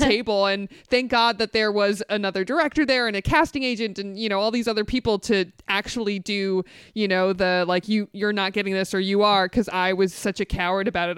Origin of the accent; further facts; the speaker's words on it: the Valley, California, United States; I grew up in the Valley